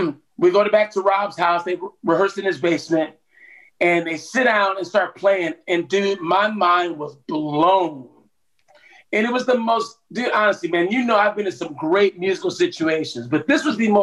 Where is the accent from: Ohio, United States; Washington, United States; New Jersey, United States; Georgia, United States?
Ohio, United States; Cleveland; moved away; Oh, dude, I moved to Atlanta in 1989 from Cleveland, Ohio. So, you know, I'm a Midwestern boy, you know